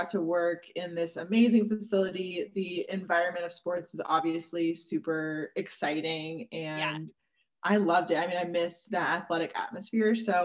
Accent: Seattle, Washington, United States; moved away as an adult; also born or lived in Georgia; I moved back to Seattle, which is where I was from

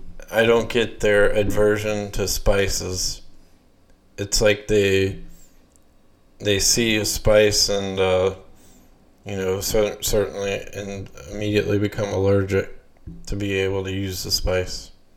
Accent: Louisiana, United States; And I'm from Louisiana.

